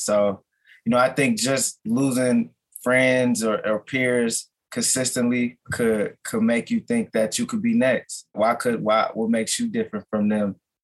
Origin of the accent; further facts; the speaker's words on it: Minneapolis, Minnesota, United States; I was born and raised in North Minneapolis. So I'm a lifelong North Sider.